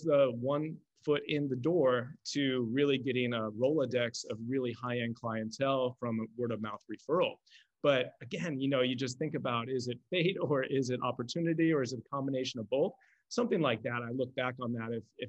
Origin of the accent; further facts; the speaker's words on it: Buffalo, New York, United States; moved away as an adult; also born or lived in Southern California; I'm from Buffalo, New York. I went to school in Buffalo, New York. I spent my first 23 years of my life in Buffalo.